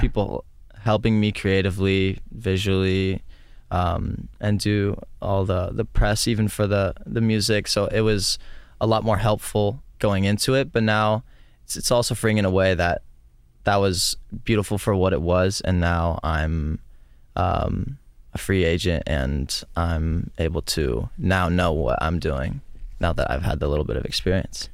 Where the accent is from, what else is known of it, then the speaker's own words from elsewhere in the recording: Stockton, California, United States; The only music that was in my hometown was rap.